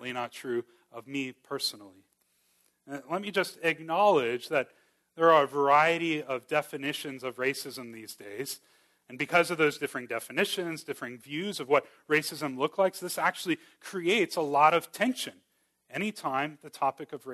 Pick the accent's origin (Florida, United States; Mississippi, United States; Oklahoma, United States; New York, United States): Florida, United States; Miami; moved away; I grew up in Miami